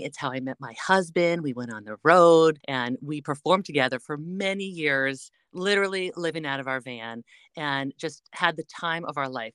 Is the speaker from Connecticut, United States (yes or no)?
yes; Connecticut, United States; moved away; zero to twenty was growing up in Connecticut